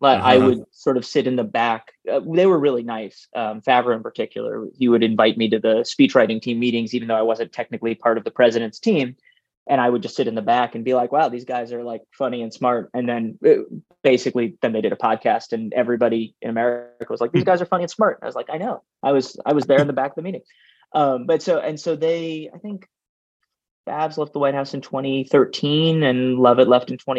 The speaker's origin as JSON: {"language": "English", "town": "New York City", "region": "New York", "country": "United States", "tie": "born or raised there", "said": "I grew up in Manhattan"}